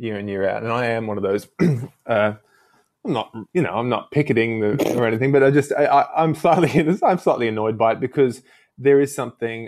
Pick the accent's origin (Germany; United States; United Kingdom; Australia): Australia; as an Australian to have grown up with him